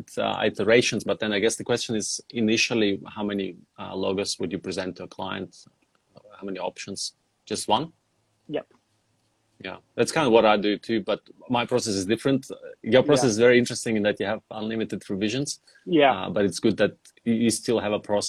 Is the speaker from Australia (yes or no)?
yes; Australia; I'm Australian